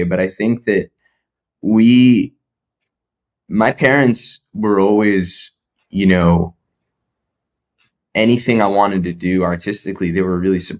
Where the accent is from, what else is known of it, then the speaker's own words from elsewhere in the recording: New Jersey, United States; we grew up in Jersey